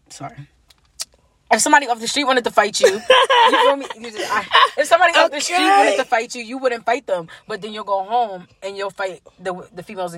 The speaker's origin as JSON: {"language": "English", "region": "New Jersey", "country": "United States", "tie": "born or raised there", "said": "I grew up, like, you know, we're from Jersey."}